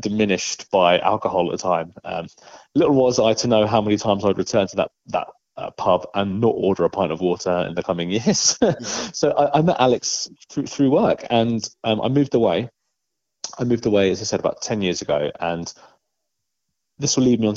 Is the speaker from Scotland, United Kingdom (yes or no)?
no; London, United Kingdom; moved away as an adult; also born or lived in Portsmouth; now in North East England, United Kingdom; So I'm from London, but before I moved up to the Northeast, I lived in Portsmouth.